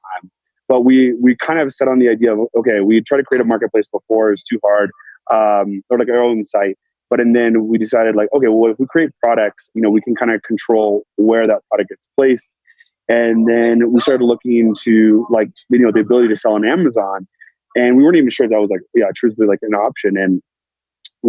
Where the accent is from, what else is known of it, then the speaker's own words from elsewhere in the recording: Danville, California, United States; moved away as an adult; also born or lived in San Francisco / New York; now in Los Angeles, United States; So I grew up in the Bay Area and Danville, and then ended up living there most of my life.